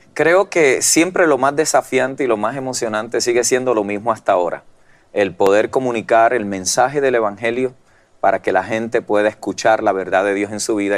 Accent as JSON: {"language": "Spanish", "country": "Puerto Rico", "tie": "born or raised there", "moved": "as an adult", "lives_now": "United States", "said": "vengo de Puerto Rico, mm. donde la tradición pues ya era la, religión tradicional y allí nos criamos y nos formamos durante mm. toda nuestra vida hasta los 18 años que emigro a los Estados Unidos"}